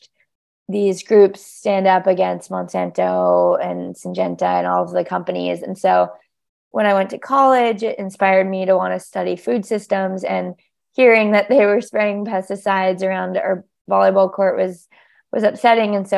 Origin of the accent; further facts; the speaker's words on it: Hawaii, United States; moved away; I'm from Hawaii